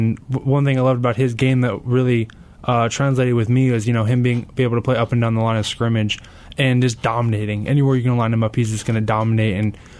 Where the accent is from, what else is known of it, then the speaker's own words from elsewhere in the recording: Carlsbad, California, United States; Yes, sir, it is. Yeah, I was born and raised in Carlsbad, San Diego.